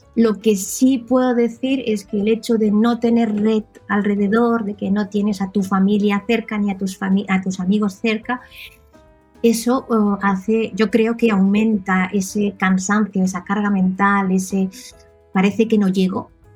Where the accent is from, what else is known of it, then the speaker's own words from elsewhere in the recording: Reus, Catalonia, Spain; first language Catalan; Spanish is a second language; moved away as an adult; now in near Marseille, France; yo soy nacida en Reus, provincia de Tarragona